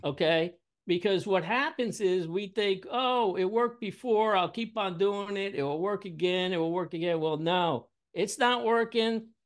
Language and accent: English; New York City, New York, United States; I'm from Brooklyn, New York